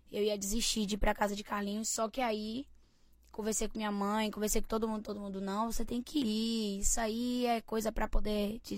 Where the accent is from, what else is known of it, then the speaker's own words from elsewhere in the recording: Nazaré das Farinhas, Bahia, Brazil; Eu comecei a cantar com quatro aninhos em muitas festas em Aratuípe, mas eu sou de Nazaré das Farinhas